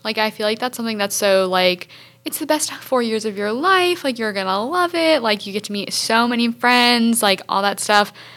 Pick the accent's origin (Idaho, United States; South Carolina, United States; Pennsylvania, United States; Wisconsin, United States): South Carolina, United States; Hartsville; I'm a junior communications major from Hartsville, South Carolina